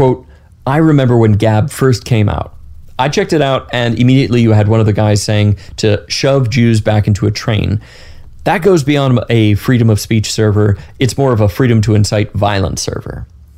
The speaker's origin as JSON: {"language": "English", "country": "Canada", "said": "I'm Canadian, I'm not really a very vocal person, I don't like confrontation"}